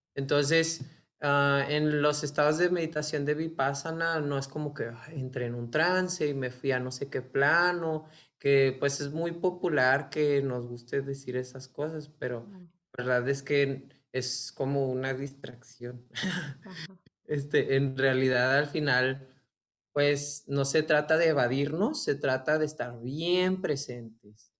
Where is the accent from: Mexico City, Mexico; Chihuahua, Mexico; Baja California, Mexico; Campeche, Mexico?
Chihuahua, Mexico; Ciudad Juárez; Nací en Ciudad Juárez y pues crecí en un contexto, digamos, como religioso.